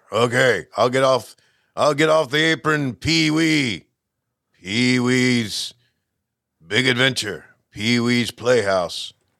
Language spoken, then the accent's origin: English; Canada; but I'm not from Minnesota. I'm from Canada.